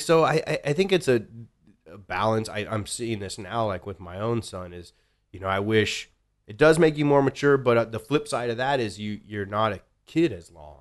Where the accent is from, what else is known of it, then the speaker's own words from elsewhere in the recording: Mesa, Arizona, United States; now in Austin, United States; I grew up, so I was born in Arizona.